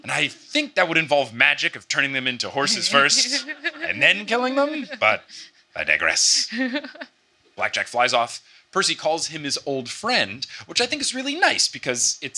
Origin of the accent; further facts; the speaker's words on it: New Jersey, United States; my home state